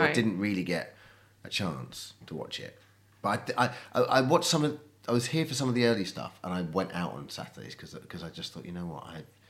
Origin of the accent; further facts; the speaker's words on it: Colchester, East of England, United Kingdom; also born or lived in Ireland; now in London, United Kingdom; And then growing up in Colchester.